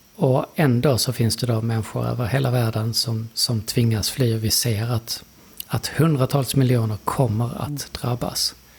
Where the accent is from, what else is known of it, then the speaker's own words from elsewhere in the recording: Lund, Skåne, Sweden; jag är från Lund.